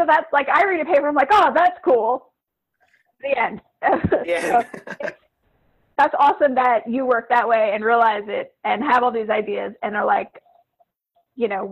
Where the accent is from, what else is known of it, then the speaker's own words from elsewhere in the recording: Louisiana, United States; I'm from Louisiana